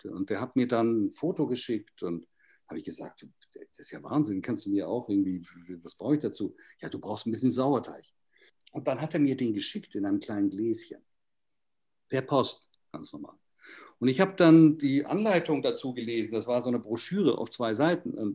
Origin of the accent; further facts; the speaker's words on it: Basel, Basel-Stadt, Switzerland; Ich bin Schweizer aus Basel. Und Basel, glaube ich, ist die Stadt mit dem besten Brot in der Schweiz.